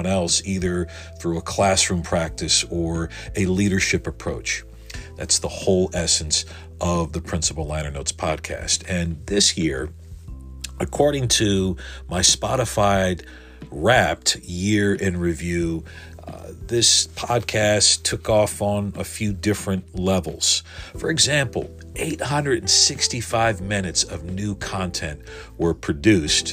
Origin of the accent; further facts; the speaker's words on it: United States; listeners here in my home country